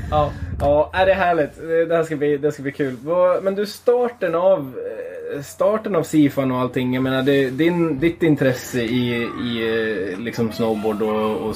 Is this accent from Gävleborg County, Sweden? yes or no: yes; Gävle, Gävleborg County, Sweden; Hemma i Gävle en Norrland och en whiskypinne på bordet.